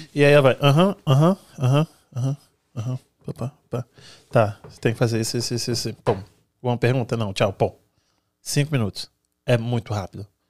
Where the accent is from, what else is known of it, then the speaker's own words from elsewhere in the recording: Brazil; now in United States; eu sou brasileira